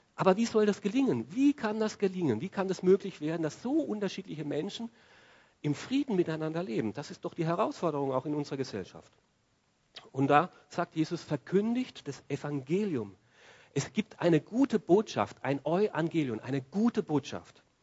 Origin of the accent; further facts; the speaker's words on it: Austria; bei uns in Österreich